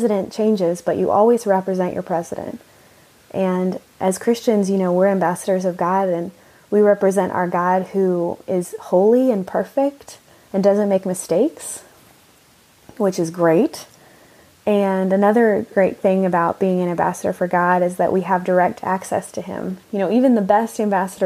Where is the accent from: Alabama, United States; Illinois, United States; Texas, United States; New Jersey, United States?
Texas, United States; Austin; moved away as an adult; also born or lived in Japan / Washington, D.C. / Athens, Greece; now in Barcelona, Spain; So we moved back to Texas, where I grew up.